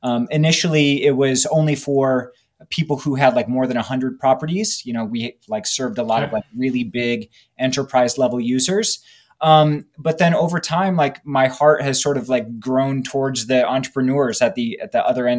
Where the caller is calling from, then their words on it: Alexandria, Virginia, United States; I'm in Alexandria, Virginia, just outside of Washington, D.C.